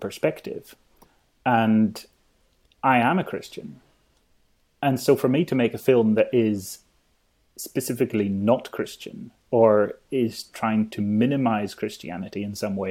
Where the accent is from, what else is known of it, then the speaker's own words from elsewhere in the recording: Isle of Skye, Scotland, United Kingdom; I grew up in the Isle of Skye